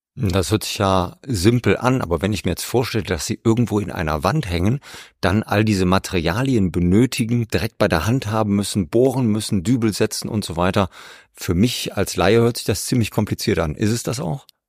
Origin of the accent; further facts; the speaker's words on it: Rhineland, Germany; als Rheinländer aus dem Flachland